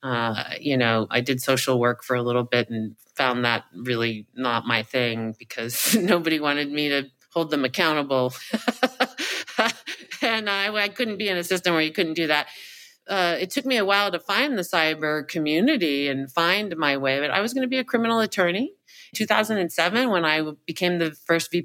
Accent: Irvine, California, United States; moved away; I grew up in Orange County, California, specifically Irvine in my high school, college days

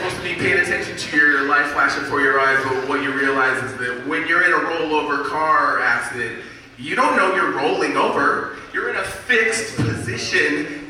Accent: Japan; I grew up in Japan on an Air Force base.

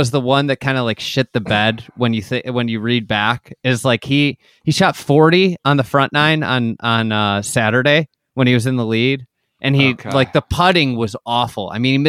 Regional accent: St. Louis, Missouri, United States; also born or lived in Iowa; I grew up in St. Louis. I grew up in Iowa, kind of a combination. Midwest roots.

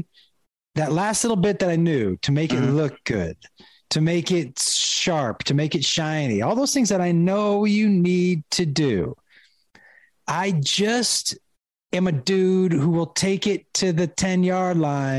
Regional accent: Amherst, Massachusetts, United States; I grew up in Amherst, Mass, which is like a small town

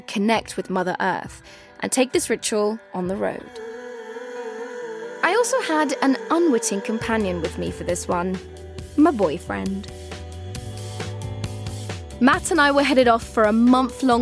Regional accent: London, United Kingdom; my hometown of London

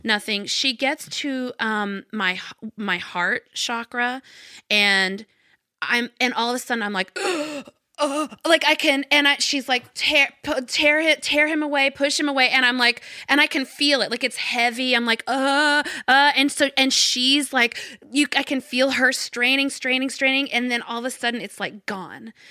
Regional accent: Arkansas, United States; I grew up in Arkansas

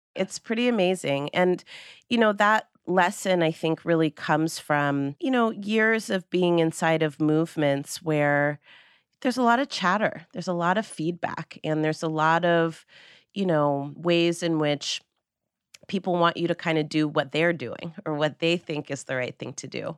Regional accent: Marin County, California, United States; Marin County, which is where I grew up.

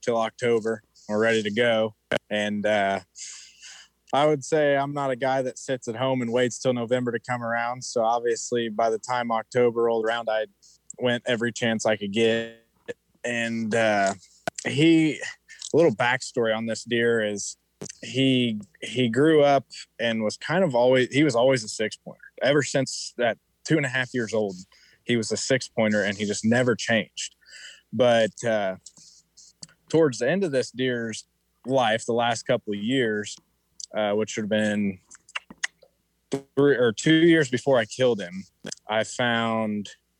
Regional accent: Paxton, Illinois, United States; I'm from Paxton, Illinois. It's a very small town.

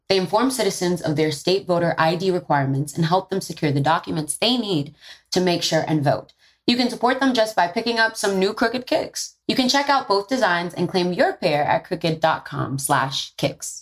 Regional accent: New York City, New York, United States; I'm from the Bronx and I'm first generation American on my dad's side.

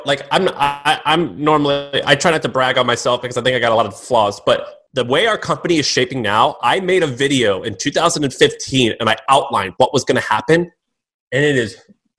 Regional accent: Missouri, United States; I'm from Missouri.

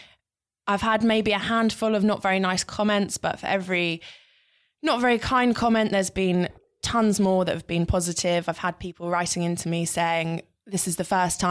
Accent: London, United Kingdom; I grew up in North London.

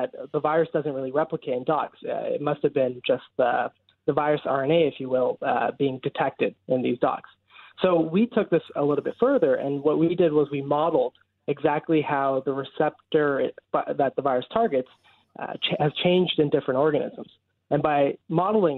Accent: Brampton, Ontario, Canada; moved away as an adult; now in Halifax, Canada; I'm right from Brampton

